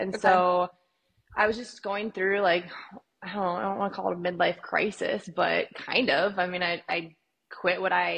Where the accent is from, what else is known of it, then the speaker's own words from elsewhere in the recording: Fargo, North Dakota, United States; moved away as an adult; now in Arizona, United States; I'm from Fargo